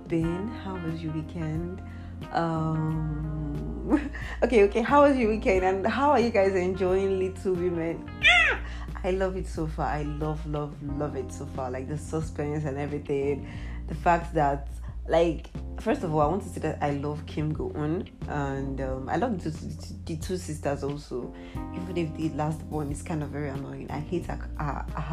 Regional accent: Nigeria; as a Nigerian

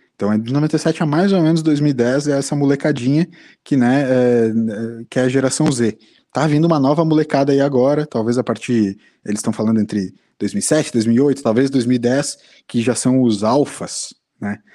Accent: Brazil; como brasileiro

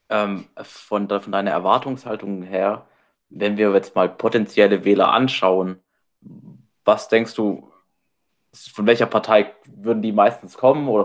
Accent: Baden-Württemberg, Germany; Ja gut, erstmal komme ich aus, erstmal aus Baden-Württemberg und bin wahrscheinlich geborener CDUler

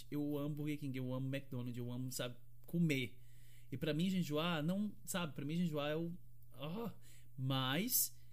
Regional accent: Fortaleza, Ceará, Brazil; Eu sou, sou do Ceará, sou de Fortaleza e é quente pra caramba lá.

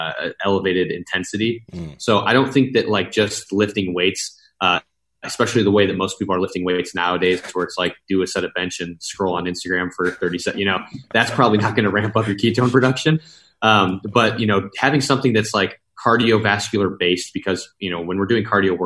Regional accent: Midwest, United States; moved away; I'm from the Midwest originally

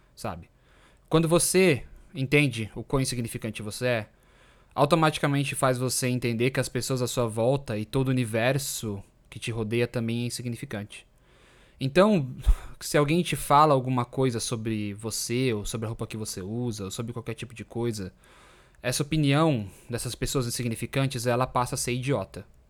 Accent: Brazil; moved away as an adult; Eu saí do Brasil quando eu tinha 29 anos

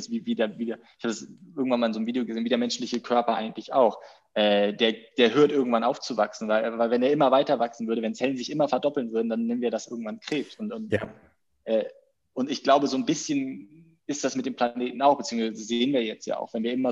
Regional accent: Schleswig-Holstein, Germany; moved away as an adult; also born or lived in Netherlands / Hamburg; now in Berlin, Germany; aber ich komme eigentlich aus Nähe Hamburg, nicht, also eigentlich Schleswig-Holstein, aber an der Grenze zu Hamburg.

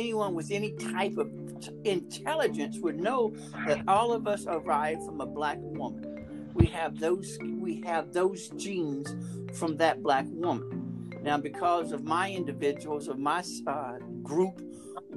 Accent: Montgomery, Alabama, United States; I was raised in Montgomery.

